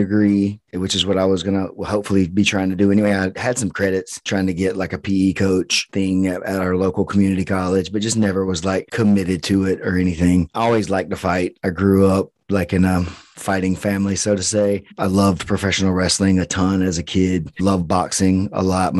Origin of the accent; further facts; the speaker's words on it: Bainbridge, Georgia, United States; now in Perry, United States; Bainbridge, Georgia. Bainbridge, a small Georgia. Town. Yeah, southwest corner of Georgia